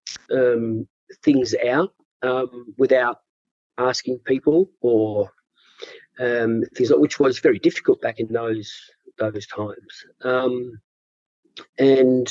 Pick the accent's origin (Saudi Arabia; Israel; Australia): Australia; Perth, Western Australia; growing up in Perth in the, you know, 70s, mid-70s and early 80s.